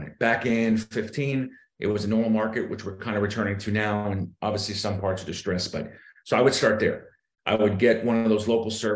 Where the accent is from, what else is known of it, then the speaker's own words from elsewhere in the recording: Boston, Massachusetts, United States; moved away as an adult; also born or lived in South Florida; I'm originally from Boston. Grew up there